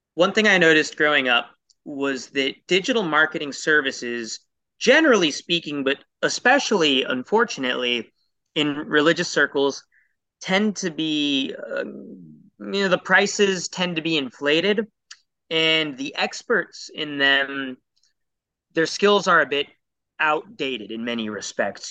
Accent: Portland, Oregon, United States; I grew up in Portland, Oregon

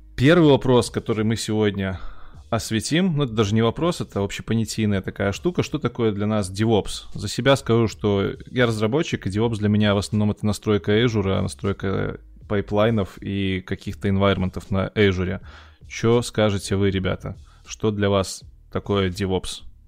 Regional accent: Minsk, Belarus; Артем так же, как и я, из Минска

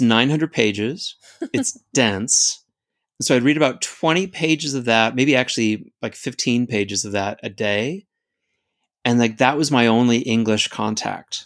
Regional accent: United States; I definitely learned some things about myself as an American

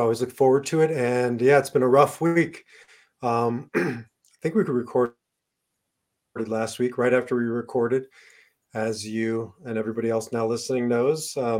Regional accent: United States; also born or lived in Israel; I'm American and I'm Israeli. I have dual citizenship. I made Aliyah

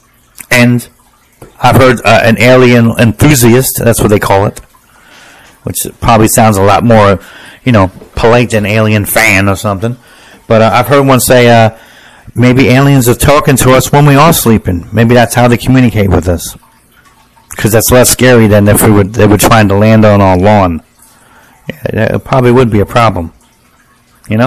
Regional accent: United States; I'm an American

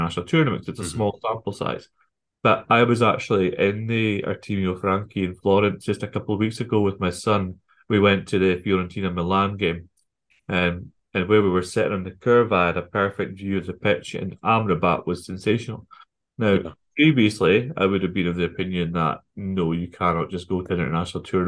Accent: Scotland, United Kingdom; I'm Scottish

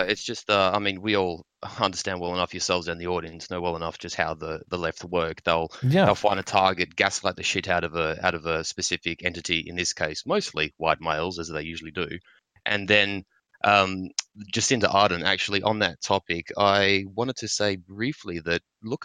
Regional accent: Australia; Fortunate as an Australian, I can still get through.

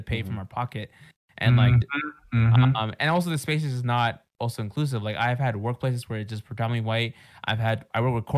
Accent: Mexico; I know a lot of people think I'm South Asian, or sometimes some people think I'm actually Filipino. They ask that, but usually I'm like, hey, I'm Mexican

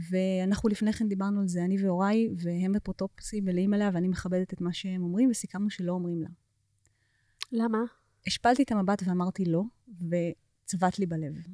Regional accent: United States; עוד כשהיינו קטנות בארצות הברית, אה, שירים בעברית.

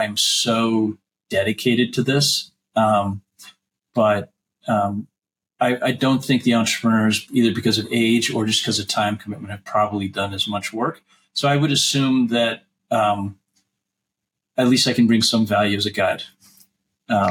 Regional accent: La Jolla, California, United States; also born or lived in New York; We left New York and I grew up in La Jolla

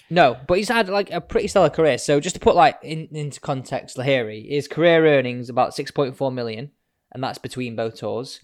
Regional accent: Manchester, North West England, United Kingdom; I'm from Manchester

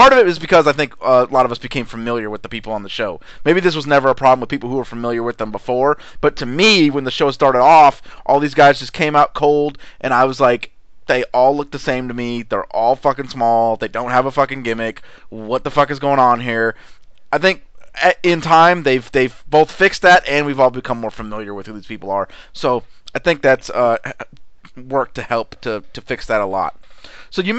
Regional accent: United States; I'm an American.

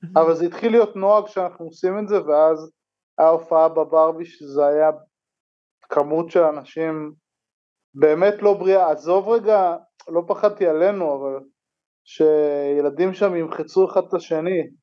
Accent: Ein Harod, Northern District, Israel; אני מקיבוץ עין חרוד

